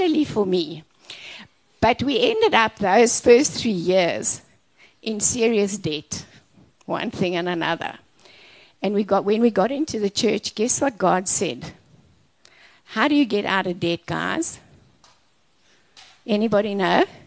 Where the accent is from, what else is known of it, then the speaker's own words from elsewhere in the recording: Orkney, North West, South Africa; I was from Orkney Snortney, okay? I was not looking to travel the world. I was a small town girl.